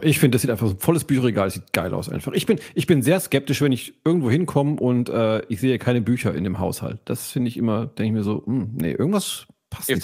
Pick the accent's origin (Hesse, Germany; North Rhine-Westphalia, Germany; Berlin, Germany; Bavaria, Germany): Bavaria, Germany; Allgäu; moved away; ich habe eine Zeit meiner Kindheit im Allgäu verbracht